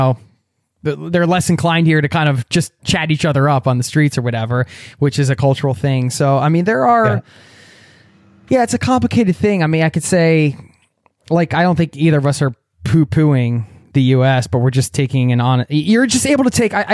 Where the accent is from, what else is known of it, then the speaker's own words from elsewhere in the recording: United States; moved away as an adult; now in Norway; I love my home country, America, where I come from. And I wouldn't be who I am without being raised there.